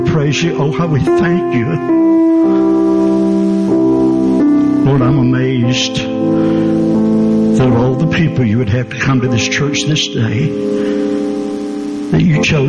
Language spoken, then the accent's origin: English; Georgia, United States; also born or lived in Atlanta area; I'm from Georgia